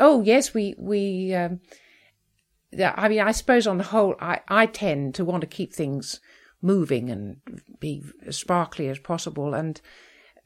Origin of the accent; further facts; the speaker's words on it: Melbourne, Victoria, Australia; also born or lived in England; I was actually born in England, but my family went back to Australia. So I grew up in Melbourne